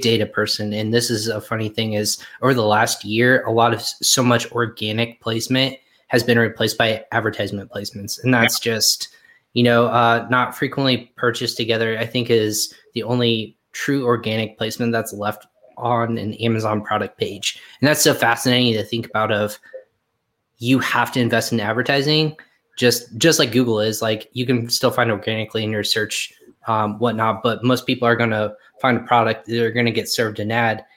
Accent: Indiana, United States; also born or lived in Virginia; I used to live in Virginia and I said I was from Indiana

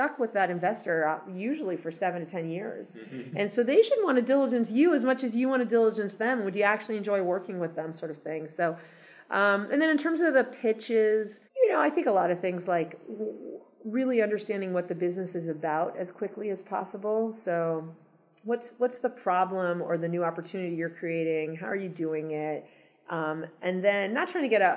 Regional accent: Los Angeles, California, United States; moved away as an adult; also born or lived in New York / Boston / San Francisco / Seattle; I grew up in Los Angeles, and then I lived in lots of other cities for 15 years

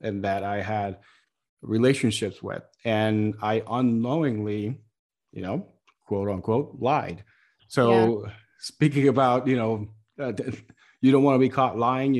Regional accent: Puerto Rico; moved away; I grew up in Puerto Rico, where we have a hot posh of cultures

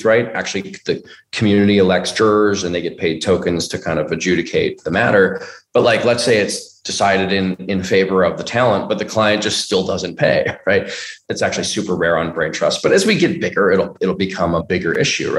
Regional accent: Bay Area, California, United States; I'm from the Bay Area

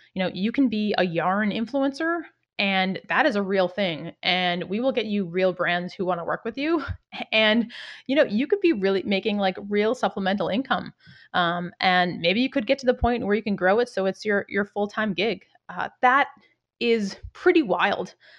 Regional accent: outside Boston, Massachusetts, United States; I grew up outside Boston

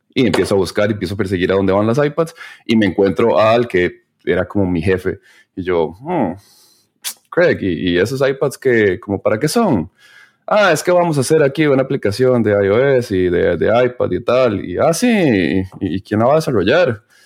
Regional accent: Costa Rica; moved away as an adult; now in Berlin, Germany; somos de Costa Rica, mi esposa es de Costa Rica

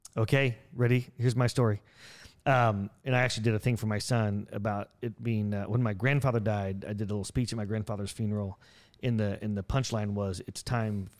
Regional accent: Buck Creek, Indiana, United States; I grew up in a town called Buck Creek, Indiana

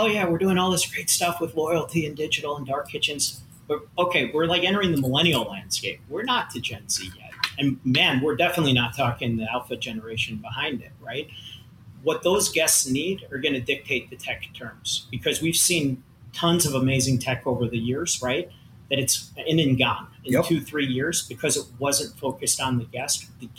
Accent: Long Island, New York, United States; Exactly. I lost it living in the Midwest. I'm a New Yorker. I grew up on Long Island, right?

